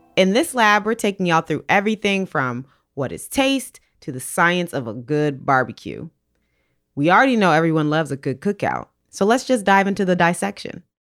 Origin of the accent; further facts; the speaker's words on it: Maryland, United States; I'm from Maryland